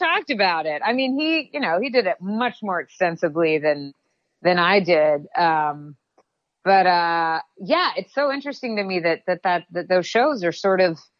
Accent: the South, United States; I'm a Southerner, I grew up in the South

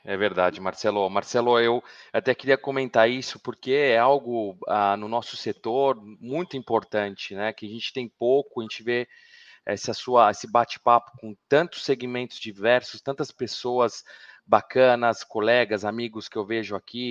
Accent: Araraquara, São Paulo, Brazil; moved away as an adult; now in Milan, Italy; eu sou do interior de São Paulo, uh, sou de Araraquara

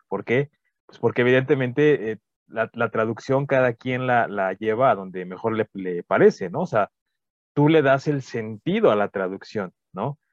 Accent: Mexico; sé que soy mexicano

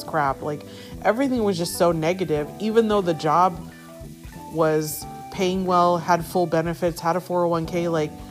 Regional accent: San Diego, California, United States; moved away; I was born and raised in San Diego, but I haven't been back like that in a long time

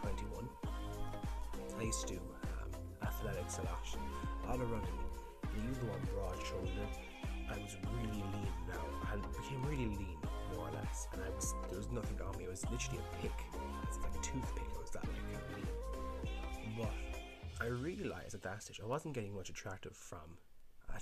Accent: Ireland; I'm Irish

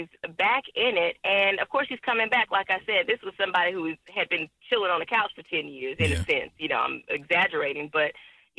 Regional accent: Houston, Texas, United States; I'm from Houston.

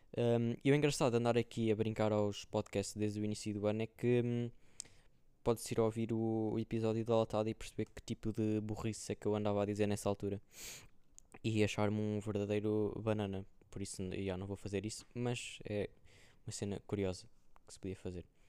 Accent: Viseu, Centro, Portugal; moved away as an adult; now in Coimbra, Portugal; para Viseu, para casa

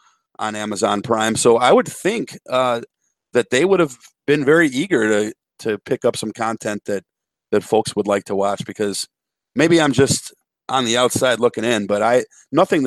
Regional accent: Chicago, Illinois, United States; when I was a kid, growing up in Chicago, we had Fox WFLD Channel 32

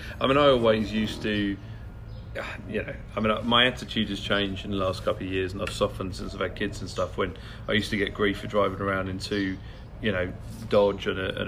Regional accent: Kent, South East England, United Kingdom; growing up in Kent

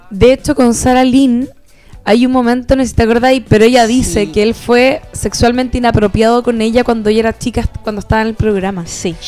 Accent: Chile; nosotros que somos latinoamericanos, chilenos

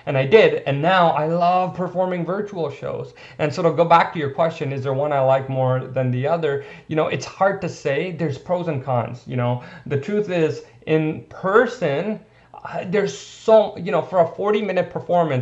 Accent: India; I'm Indian

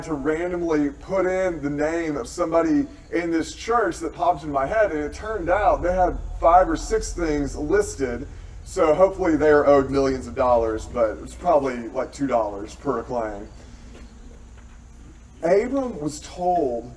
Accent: Tennessee, United States; moved away; I am from Tennessee

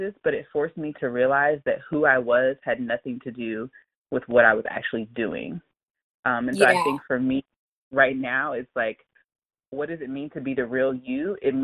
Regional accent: Hampton, Virginia, United States; moved away as an adult; also born or lived in Washington, D.C.; now in Phoenix, United States; I am originally from Hampton, Virginia

